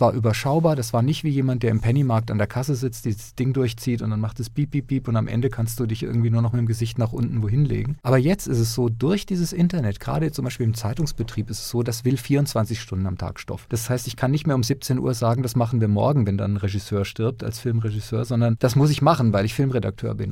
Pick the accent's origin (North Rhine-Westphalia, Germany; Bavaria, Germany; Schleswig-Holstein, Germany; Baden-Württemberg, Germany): Baden-Württemberg, Germany; near Lörrach; born or raised there